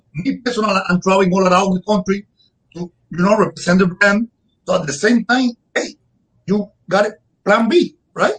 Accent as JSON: {"language": "English", "region": "Havana", "country": "Cuba", "tie": "born or raised there", "also_born_or_lived": "Camagüey, Cuba / Wisconsin, United States", "second_language": "English", "moved": "as an adult", "lives_now": "United States", "said": "I left Cuba 17 years ago in 2008, and I grew up in Cuba."}